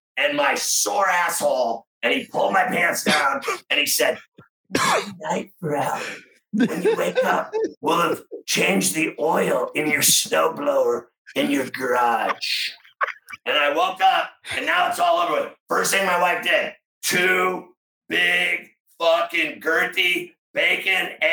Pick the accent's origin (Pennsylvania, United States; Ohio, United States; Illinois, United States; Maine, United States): Pennsylvania, United States; Pittsburgh; growing up in Pittsburgh